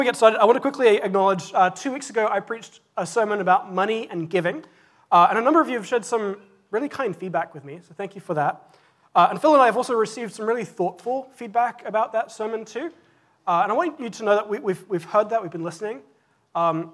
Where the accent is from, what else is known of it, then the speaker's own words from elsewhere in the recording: England, United Kingdom; moved away; When I was growing up in England, I went to a Church of England school